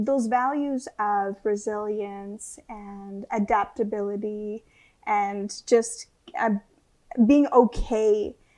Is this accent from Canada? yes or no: yes; Northwest Territories, Canada; also born or lived in Vancouver; now in Banff, Canada; I was raised in the Northwest Territories. I was raised by my grandparents on the land in the bush.